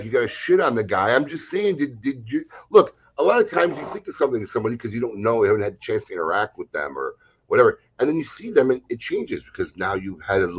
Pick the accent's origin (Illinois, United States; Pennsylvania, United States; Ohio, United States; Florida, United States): Illinois, United States; Chicago; now in West Palm Beach, United States; I grew up in Chicago. The whole Bulls team got their haircuts, a haircut. They used to come get their pregame haircuts across the street from my dad's grocery store in Evanston, Illinois. I met him at Rachel's here in West Palm Beach.